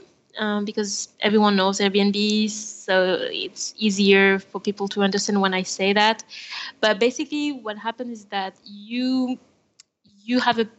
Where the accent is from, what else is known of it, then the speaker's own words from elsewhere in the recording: France; accent: French; English is a second language; now in Buenos Aires, Argentina; I'm French. Maybe you can hear my accent.